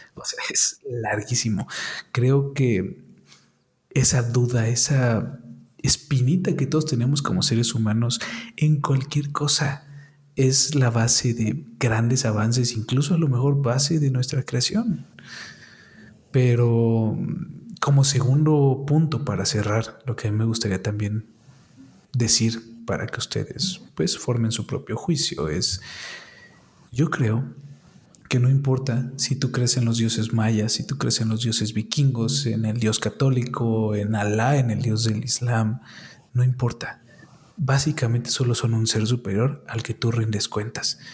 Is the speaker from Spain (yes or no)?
no; Mexico; nuestros antepasados como mexicanos